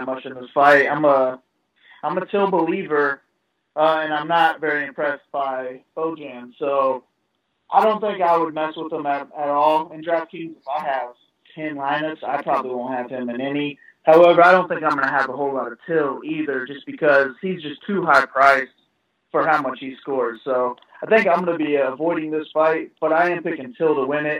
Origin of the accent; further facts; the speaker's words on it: Indianapolis, Indiana, United States; I'm from Indy.